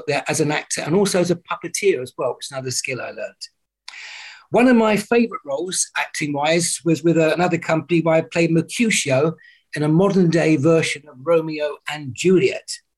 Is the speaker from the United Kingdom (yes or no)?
yes; Littlehampton, South East England, United Kingdom; also born or lived in Worthing; I was born in Littlehampton along the coast.